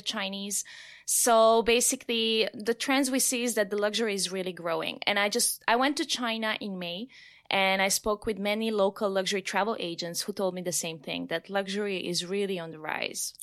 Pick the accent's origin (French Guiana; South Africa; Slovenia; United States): Slovenia; I'm from Slovenia